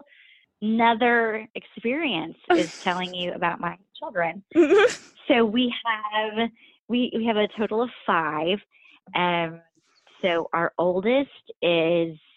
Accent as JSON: {"language": "English", "town": "Turpin", "region": "Oklahoma", "country": "United States", "tie": "born or raised there", "moved": "yes", "lives_now": "Atlanta, United States", "said": "I grew up in the Oklahoma Panhandle. So literally in Turpin, Oklahoma is the town."}